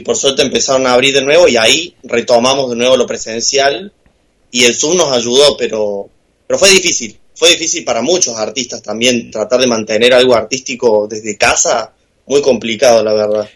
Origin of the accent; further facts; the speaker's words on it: Córdoba, Argentina; moved away as an adult; now in Buenos Aires, Argentina; yo tengo 22 eh, años, cumplí hace poco 22, eh, y soy cordobés